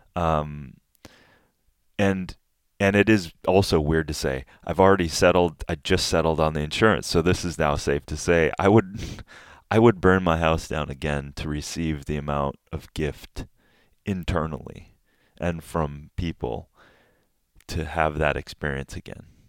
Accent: Minnesota, United States; moved away; I'm from middle America. I'm from Minnesota. I, my father was an agricultural professor at the University of Minnesota.

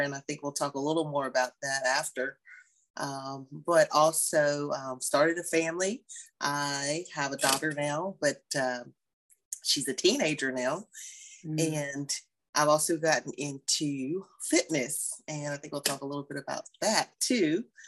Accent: West Virginia, United States; moved away as an adult; also born or lived in Marietta, Georgia; my home state

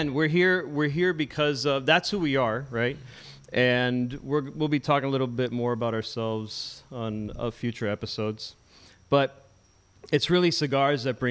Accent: Miami, Florida, United States; I grew up here in Westchester, right, in Miami, not Westchester, New York

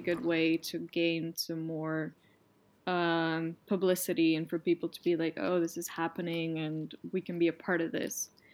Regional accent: Netherlands; accent: Dutch; my Dutch accent

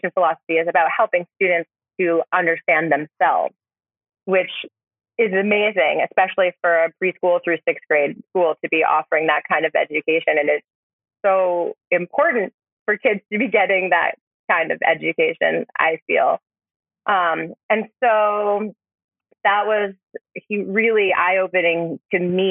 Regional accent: Vermont, United States; also born or lived in New York; Growing up in Vermont

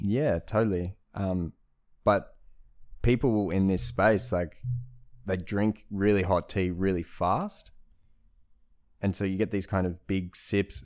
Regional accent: Australia; I'm Australian

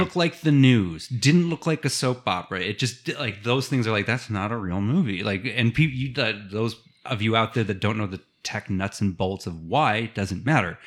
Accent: Ohio, United States; being a Midwesterner from Ohio.

